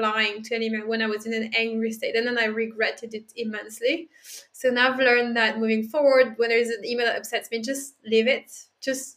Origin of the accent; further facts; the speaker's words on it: Dijon, Bourgogne-Franche-Comté, France; I'm French. I'm not from Paris. I'm from Dijon